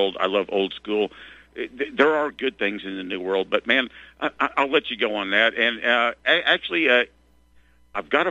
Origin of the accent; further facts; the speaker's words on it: Arkansas, United States; moved away as an adult; also born or lived in San Angelo, Texas; my friends in Arkansas, where I basically grew up. You know, it's been 18, 19 years since I moved from Arkansas